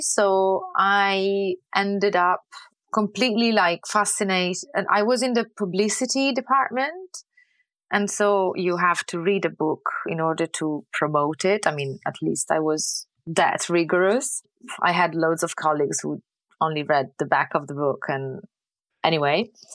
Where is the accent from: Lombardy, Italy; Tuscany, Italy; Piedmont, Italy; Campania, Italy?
Tuscany, Italy; Lucca; English is a second language; moved away as an adult; also born or lived in United Kingdom / Pisa; now in France; I'm born and raised in Renaissance Tuscany